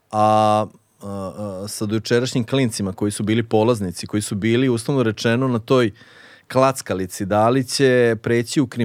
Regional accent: Mišićevo, Vojvodina, Serbia; ja sam rođen u Mišićevu, to je jedno selo u, tamo najmanje selo u opštini Subotici.

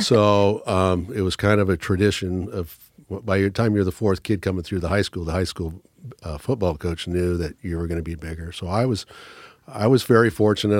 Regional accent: Newport, Oregon, United States; I was born and raised in Newport, Oregon

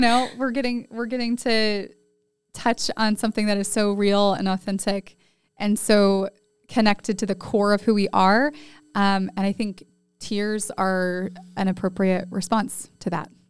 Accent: California, United States; now in San Antonio, United States; when I moved from California, where I grew up, to San Antonio

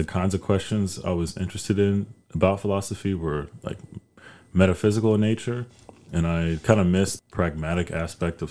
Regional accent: High Point, North Carolina, United States; I'm from High Point, North Carolina

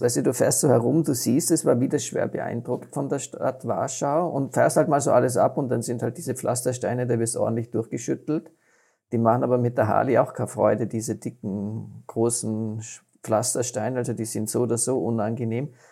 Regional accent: Austria; als Österreicher, weil, weil wir das doch in unserer Gene haben

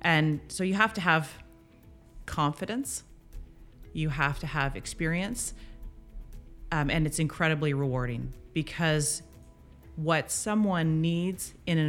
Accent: Winnipeg, Manitoba, Canada; born there; also born or lived in Ottawa / Toronto / Dundas; Yeah, I was born in Winnipeg. I moved with my family. We moved to Ottawa, moved to Toronto.

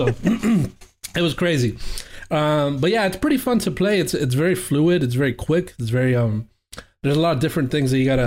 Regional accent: Miami, Florida, United States; moved away; I'm from Miami, so I'm used to that sort of heat.

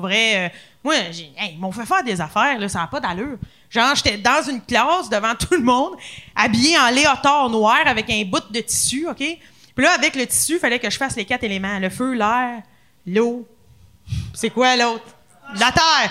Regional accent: Louiseville, Quebec, Canada; also born or lived in Lanaudière; je viens de la Naudière

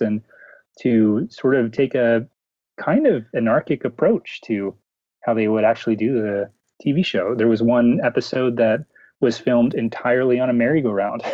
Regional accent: United States; now in Toronto, Canada; I'm an American and Dutch citizen, an expat living um, up here in the north

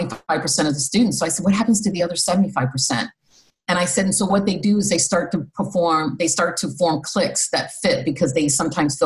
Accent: Midwest, United States; moved away as an adult; I came from the Midwest.

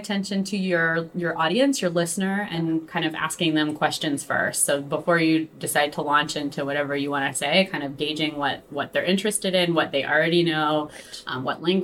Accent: West Virginia, United States; also born or lived in Brooklyn, New York; now in New York City, United States; I'm from West Virginia originally, so I grew up in a pretty small community

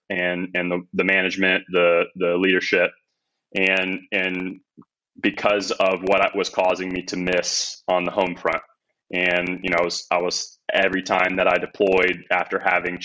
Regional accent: Northern Alabama, United States; I was born and raised in Northern Alabama

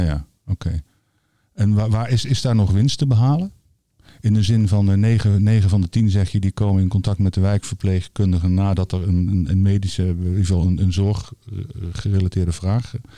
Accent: The Hague, South Holland, Netherlands; Als Hagenees ga ik het nu proberen

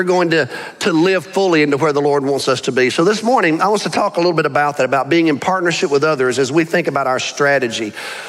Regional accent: Birmingham, Alabama, United States; now in Arlington, United States; I grew up in a great church, y'all. I grew up in Wylam Baptist Church in Birmingham, Alabama

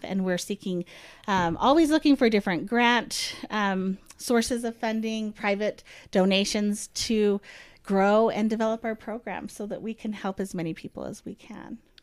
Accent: Ogden, Utah, United States; I grew up in Ogden

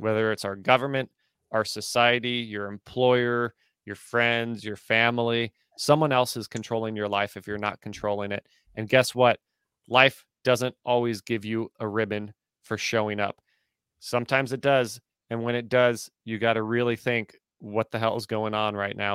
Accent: United States; the fundamental upbringing that I had as an American

